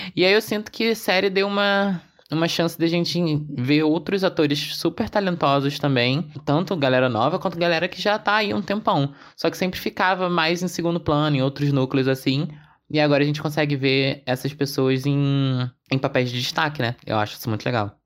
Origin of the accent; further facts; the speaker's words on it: Rio de Janeiro, Brazil; A gente aqui do Rio que fala com esse sotaque